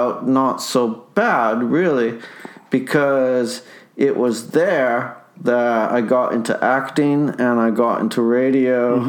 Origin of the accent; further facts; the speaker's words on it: Winnipeg, Manitoba, Canada; Oh, we moved to St. Boniface.